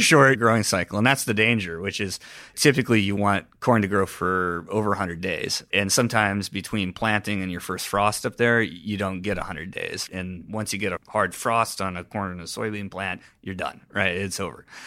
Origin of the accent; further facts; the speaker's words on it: Cedar Rapids, Iowa, United States; moved away as an adult; also born or lived in Boston; I grew up in Cedar Rapids, Iowa